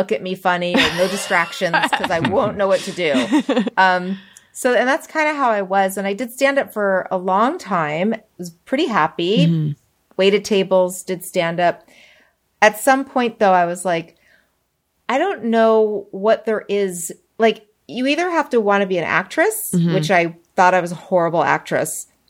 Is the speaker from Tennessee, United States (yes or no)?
no; New York, United States; born there; also born or lived in Spokane / Springfield; now in Los Angeles, United States; I was born in New York.